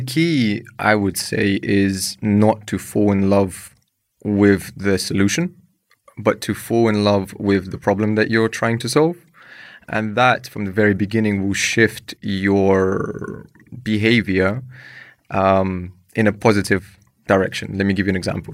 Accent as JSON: {"language": "English", "region": "London", "country": "United Kingdom", "tie": "born or raised there", "also_born_or_lived": "Ukraine / Croatia", "moved": "as an adult", "said": "I'm a immigrant from Ukraine. I grew up in London, moved there when I was seven"}